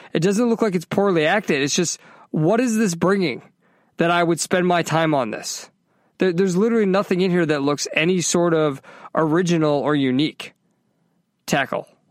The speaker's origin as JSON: {"language": "English", "region": "Northeast", "country": "United States", "tie": "born or raised there", "moved": "yes", "lives_now": "Orlando, United States", "said": "I grew up in the Northeast."}